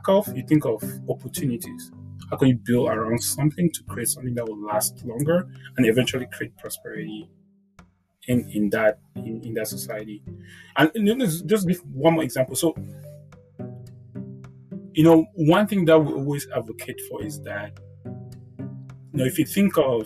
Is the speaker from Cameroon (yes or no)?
yes; Cameroon; I'm now from Cameroon